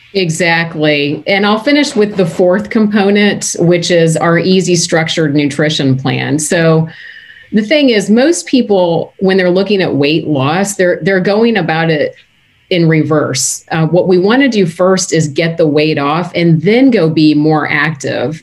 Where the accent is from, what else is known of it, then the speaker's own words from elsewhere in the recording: United States; moved away as an adult; also born or lived in Canada / Baltimore; I'm born and raised American